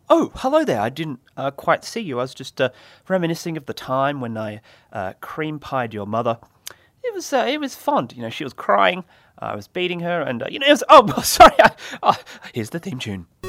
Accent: Australia; I'm from Australia

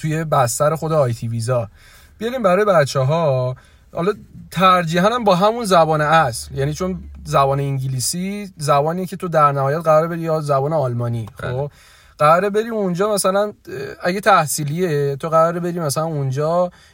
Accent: Iran; گفتم ایرانی

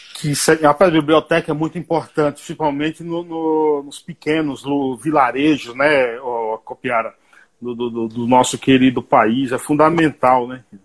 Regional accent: Paiaiá, Nova Soure, Bahia, Brazil; moved away; O meu Paiaiá, lá na Bahia, município de Nova Açores, tem 600 habitantes

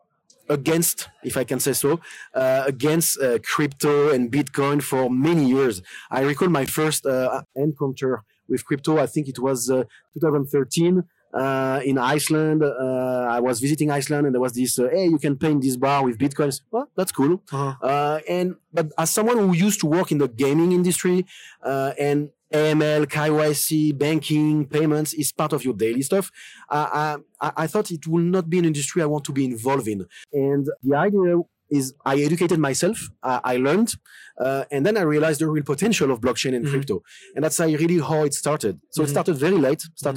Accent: France; accent: French; English is a second language; moved away as an adult; also born or lived in Lyon, France; now in Malta; I'm from France

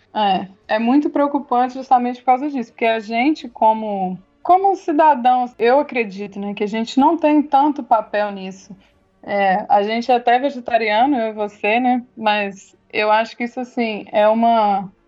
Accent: Brazil; aqui no Brasil, né, nós, como brasileiros

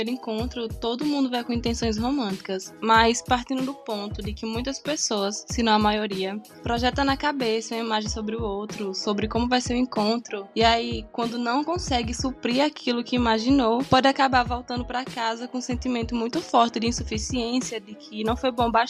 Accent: Northeast Region, Brazil; Desculpa, é que eu sou nordestina.

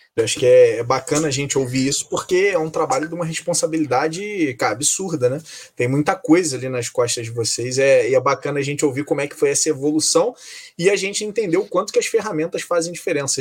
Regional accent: Rio de Janeiro, Brazil; A gente é carioca

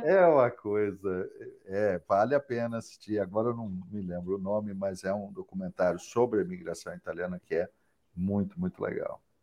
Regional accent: São Paulo, Brazil; eu sou paulista, mas não sou paulistano

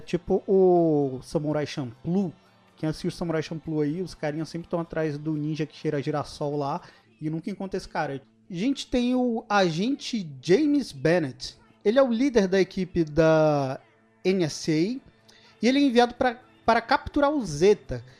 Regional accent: Brasília metropolitan surroundings, Brazil; a gente é do entorno de Brasília

